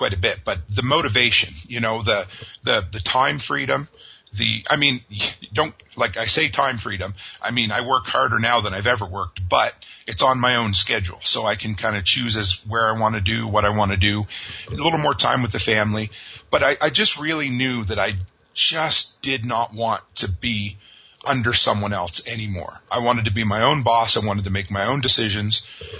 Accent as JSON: {"language": "English", "region": "Nova Scotia", "country": "Canada", "tie": "born or raised there", "said": "I grew up on the east coast of Canada, Nova Scotia, a small fishing town out there"}